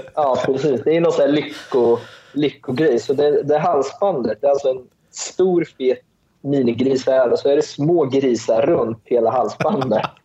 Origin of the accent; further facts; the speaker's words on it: Sweden; moved away as an adult; now in Malaysia; Jag är ju, jag är ju född i Sverige, men jag är ju uppväxt eh, och uppväxt i Sverige